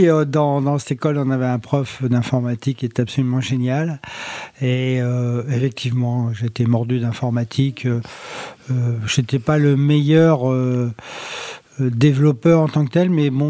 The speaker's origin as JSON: {"language": "French", "country": "Morocco", "tie": "born there", "also_born_or_lived": "Mantes-la-Jolie, France", "said": "par moi je suis né au Maroc et mon papa euh, était électricien"}